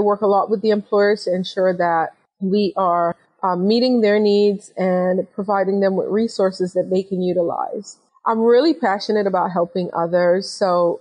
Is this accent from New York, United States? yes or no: yes; New York City, New York, United States; I am originally from New York City